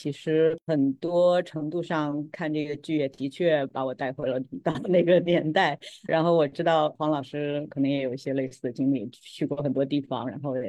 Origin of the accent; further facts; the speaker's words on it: Ningxia, China; also born or lived in Hangzhou / Shanghai; 我其实老家是杭州，在那边出生，但是我小时候呢又在宁夏长大，因为我父母在那边插队落户。